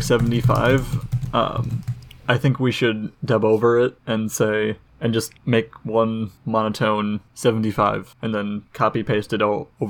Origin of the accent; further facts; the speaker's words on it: Wisconsin, United States; growing up in Wisconsin.